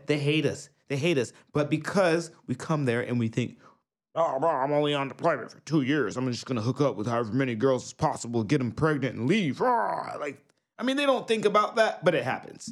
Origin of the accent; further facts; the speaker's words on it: New York, United States; now in Japan; I'm from New York